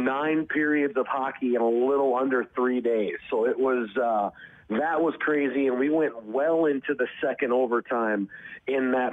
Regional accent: Detroit, Michigan, United States; growing up in Detroit

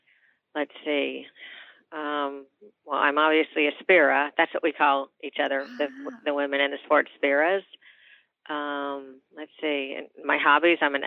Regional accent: Miami, Florida, United States; I was born and raised in Miami

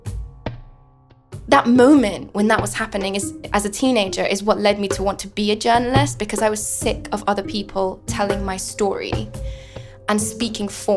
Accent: London, United Kingdom; born or raised there; English is a second language; also born or lived in Afghanistan

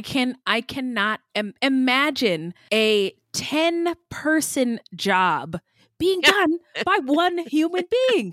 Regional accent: Santa Clara County, California, United States; also born or lived in San Jose; Palo Alto is in Santa Clara County. Hey, that's where I was born

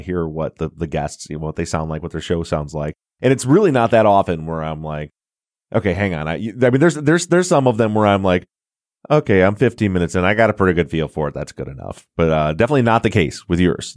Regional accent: Michigan, United States; I'm from Michigan

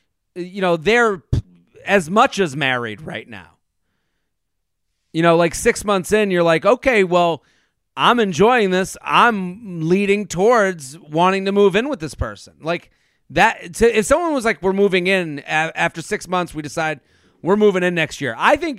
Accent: Boston, Massachusetts, United States; well, I'm from Boston, and we give it extra time.

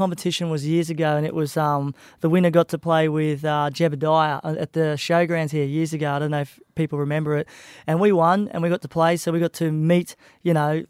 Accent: Bundaberg, Queensland, Australia; moved away; also born or lived in Gold Coast; my hometown where I grew up and started playing music, you know, and I left years ago to pursue my music career

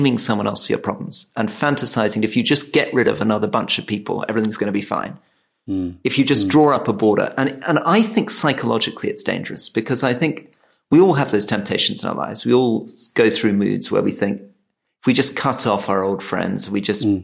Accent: Scotland, United Kingdom; now in England; we're both Scottish, right? We're both Scottish people who somehow ended up living in England.

